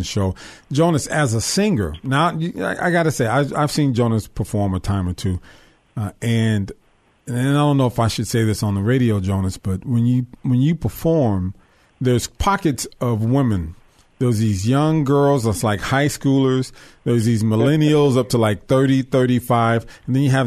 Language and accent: English; Missouri, United States; moved away; I'm from Missouri. I'm from the show me state.